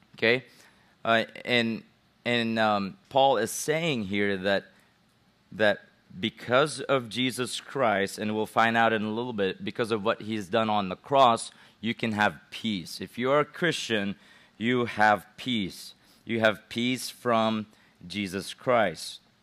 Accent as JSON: {"language": "English", "country": "Philippines", "said": "I'm a Gentile, even though I'm from the Philippines"}